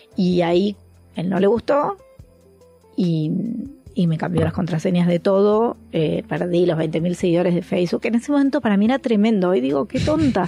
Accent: Argentina; moved away as an adult; also born or lived in Mexico City, Mexico; nos vinimos a casa de Argentina y volvimos a instalarnos en México

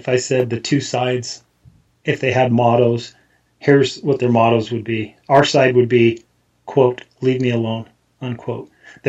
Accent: United States; I fought for my country. I continue to serve my country, and I'll serve it until I die.

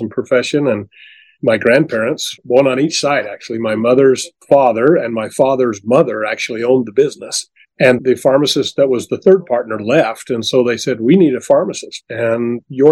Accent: Delta, Utah, United States; I was born and raised in Delta, Utah, small community, a farming community, mostly when I grew up

